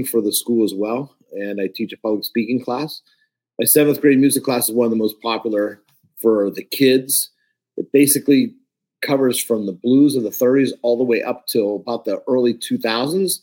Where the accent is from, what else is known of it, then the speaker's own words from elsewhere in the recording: Pittsburgh, Pennsylvania, United States; now in Philadelphia, United States; Born and raised in Pittsburgh, live in Philadelphia now